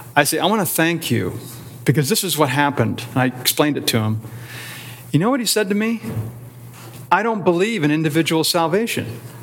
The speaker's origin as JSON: {"language": "English", "town": "Canton", "region": "Ohio", "country": "United States", "tie": "born or raised there", "said": "I grew up in Canton"}